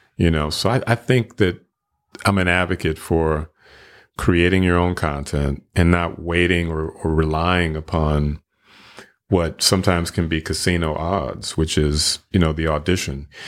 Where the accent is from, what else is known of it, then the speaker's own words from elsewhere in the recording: Flint, Michigan, United States; now in Memphis, United States; I'm originally from Flint, Michigan